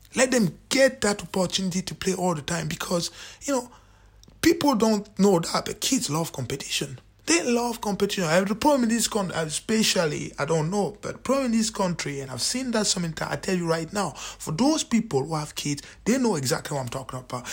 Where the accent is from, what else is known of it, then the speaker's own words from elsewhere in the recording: Cameroon; now in Scotland, United Kingdom; I'm from Cameroon